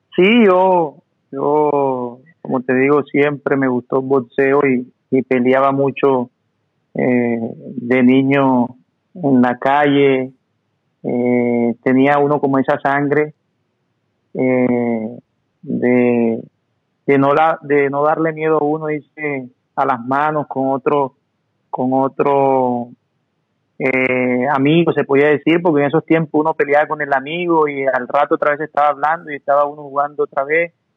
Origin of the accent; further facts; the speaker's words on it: Montería, Córdoba, Colombia; moved away as an adult; yo nací en un barrio de la ciudad de Montería que se llama Cantaclaro